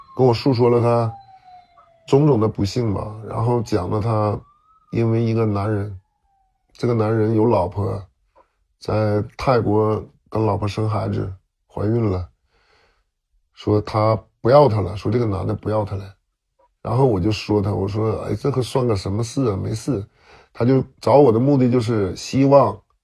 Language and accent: Chinese; China; moved away; 给我们中国人打死了两个